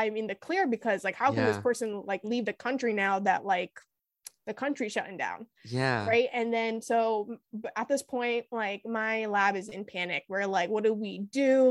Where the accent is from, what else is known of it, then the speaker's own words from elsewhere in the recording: Boston, Massachusetts, United States; I grew up like in the Boston area